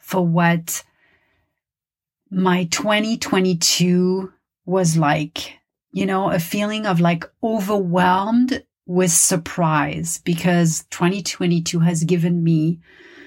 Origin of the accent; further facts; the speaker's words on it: Paris, Île-de-France, France; first language French; English is a second language; now in Los Angeles, United States; my native language is French. I was born and raised in Paris